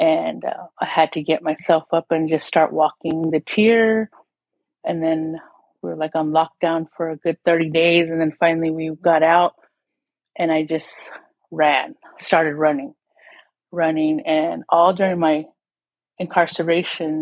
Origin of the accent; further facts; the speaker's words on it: Tohono O'odham Nation, southern Arizona, United States; I'm from the Tonawatam Nation. We are far south along the Mexico border